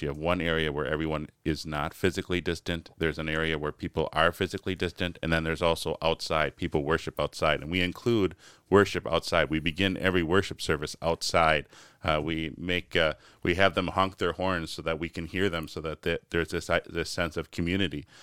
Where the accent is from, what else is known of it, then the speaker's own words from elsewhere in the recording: United States; as American Christians